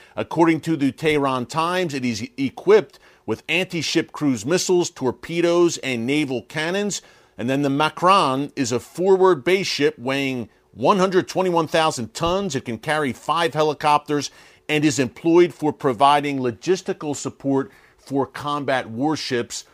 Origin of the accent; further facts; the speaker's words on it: United States; growing up in grade school here in the United States